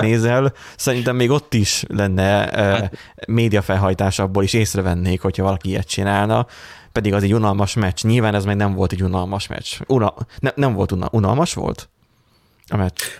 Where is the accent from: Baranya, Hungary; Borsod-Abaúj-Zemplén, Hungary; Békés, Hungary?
Borsod-Abaúj-Zemplén, Hungary; mind a hárman egyébként borsodiak vagyunk